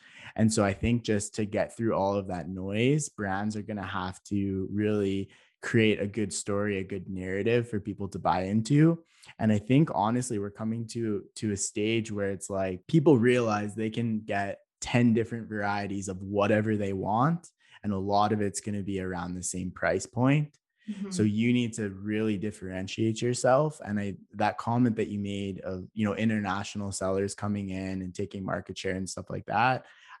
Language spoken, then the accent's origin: English; Canada